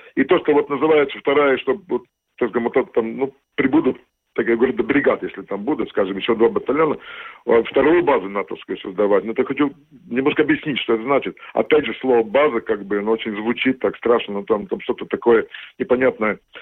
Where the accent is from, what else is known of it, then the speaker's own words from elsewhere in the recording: Latvia; Russian is a second language; я латвий, я латыш